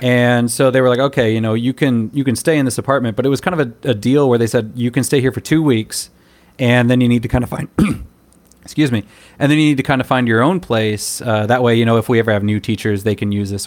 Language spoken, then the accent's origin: English; United States; moved away as an adult; now in Taiwan